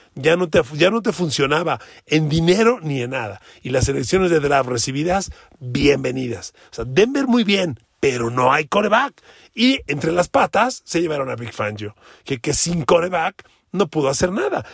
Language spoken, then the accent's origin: Spanish; Mexico; somos mexicanos, usted y yo